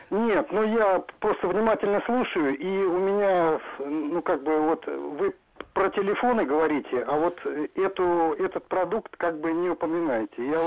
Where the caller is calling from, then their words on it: Korolyov, Moscow Oblast, Russia; я с города Королева, Московской области.